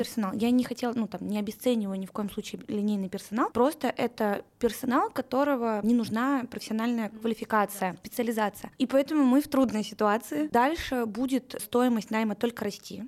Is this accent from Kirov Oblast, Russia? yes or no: no; Saint Petersburg, Russia; moved away as an adult; now in Moscow, Russia; Да, я родилась в Петербурге и всю свою карьеру там строила